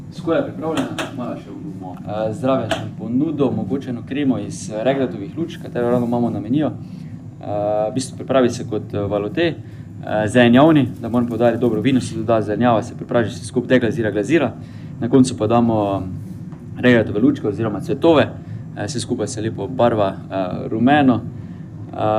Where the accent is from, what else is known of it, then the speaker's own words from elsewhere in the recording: Maribor, Drava, Slovenia; Mariborčani smo